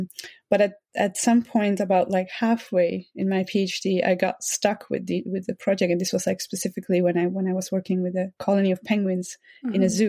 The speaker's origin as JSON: {"language": "English", "country": "Netherlands", "tie": "born or raised there", "said": "I grew up in the Netherlands, in the countryside, actually, together with many other animals."}